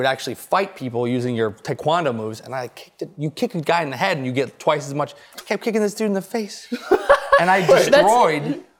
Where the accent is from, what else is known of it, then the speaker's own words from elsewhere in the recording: Mississippi, United States; I'm from Mississippi